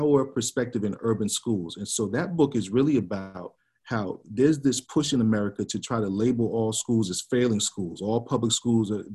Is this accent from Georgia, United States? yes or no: yes; Georgia, United States; also born or lived in Tacoma, Washington; back in my home state of Georgia